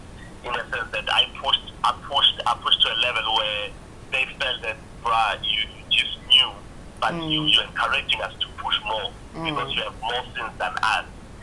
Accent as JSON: {"language": "English", "town": "Mkondo", "region": "Mpumalanga", "country": "South Africa", "tie": "born or raised there", "also_born_or_lived": "KwaZulu-Natal / Ekurhuleni", "said": "I was born in KZN, in the northern side of the KZN, and I grew up there partly in Mpumalanga, Mkondo, and partly in the East Rand, Ekurhuleni."}